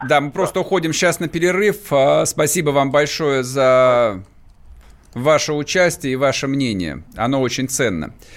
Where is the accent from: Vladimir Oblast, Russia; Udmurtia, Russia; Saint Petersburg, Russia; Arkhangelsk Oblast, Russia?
Vladimir Oblast, Russia; moved away; Я вырос во Владимирской области.